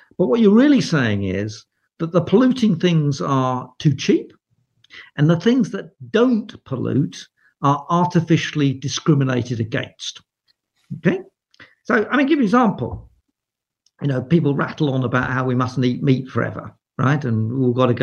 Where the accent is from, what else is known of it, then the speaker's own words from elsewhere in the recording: England, United Kingdom; I'm English